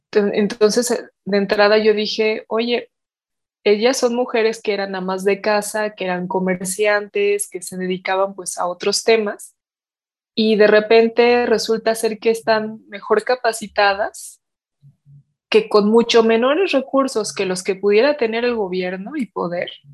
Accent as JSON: {"language": "Spanish", "country": "Mexico"}